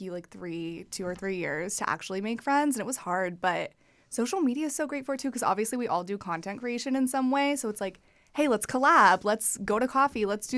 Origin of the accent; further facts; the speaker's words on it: Missouri, United States; moved away as an adult; now in Los Angeles, United States; I'm from Missouri, Midwest girly